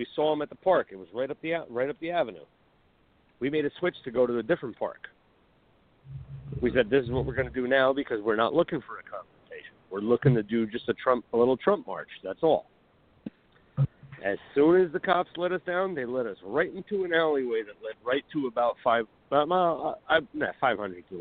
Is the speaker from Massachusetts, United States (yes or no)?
no; New Jersey, United States; I'm from Jersey.